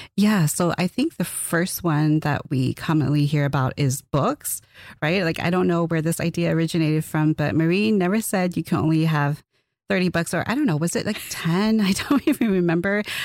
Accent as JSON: {"language": "English", "region": "Twin Cities region of Minnesota", "country": "United States", "said": "I'm from the Twin Cities region of Minnesota"}